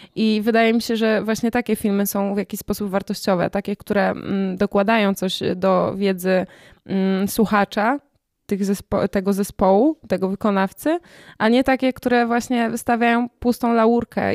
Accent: Katowice, Silesian Voivodeship, Poland; jestem z Katowic

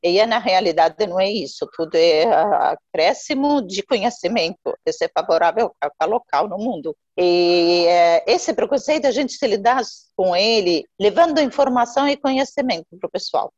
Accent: Jordan; Portuguese is a second language; moved away as an adult; now in Mogi das Cruzes, Brazil; Eu nasci, na verdade, na Jordânia.

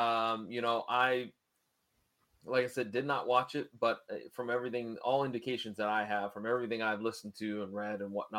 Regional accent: United States; also born or lived in Columbus; We as American fans have seen it all.

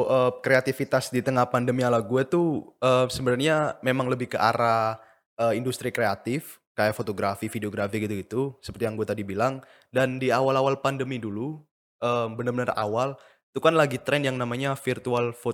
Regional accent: Surabaya, East Java, Indonesia; Iya, gue orang Surabaya makanya keren lah pokoknya lah.

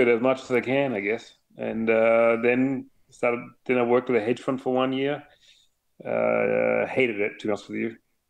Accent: Munich, Bavaria, Germany; moved away as an adult; now in United States; I was born and raised in Munich in Germany.

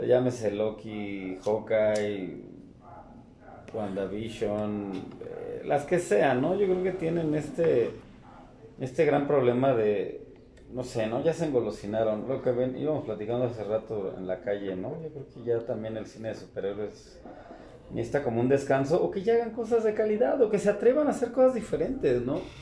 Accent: Mexico; como mexicano lo digo

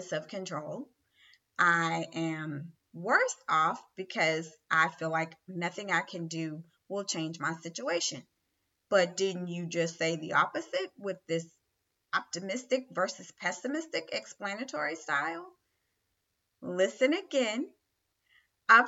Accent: the South, United States; I'm a Southerner.

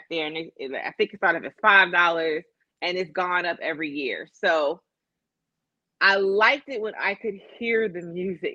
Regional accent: Chicago, Illinois, United States; as a native Hyde Parker, I was happy because growing up in Hyde Park, we didn't have festivals and shit

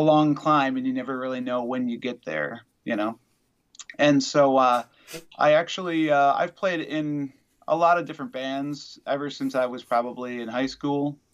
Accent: Wisconsin, United States; also born or lived in Madison, Wisconsin; I'm from Wisconsin

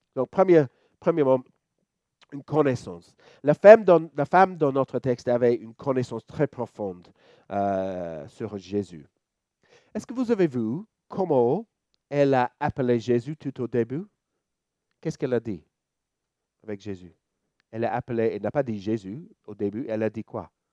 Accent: Australia; French is a second language; now in Lyon, France; vous pouvez entendre mon petit accent. Je suis australien

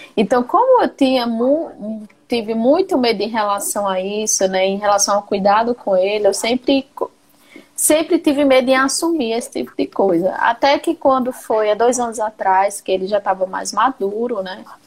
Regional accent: Paraíba, Brazil; now in Pará, Brazil; Sou paraibana, moro no Pará

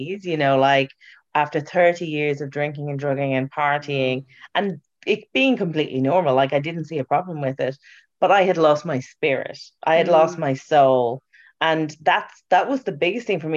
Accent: Ireland; As an Irish person

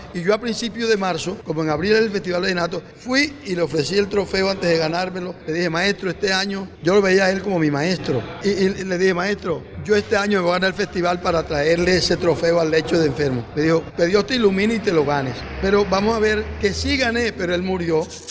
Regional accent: San Diego, Cesar, Colombia; San Diego, en mi pueblo

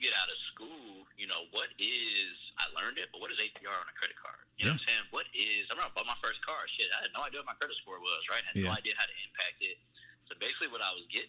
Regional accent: Fort Wayne, Indiana, United States; I was growing up in Fort Wayne, Indiana

